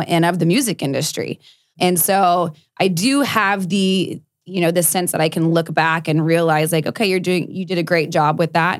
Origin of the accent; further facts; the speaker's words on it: South Texas, United States; I grew up in South Texas